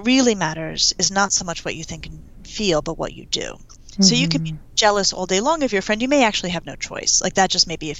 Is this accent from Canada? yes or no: no; Denver, Colorado, United States; I'm from Denver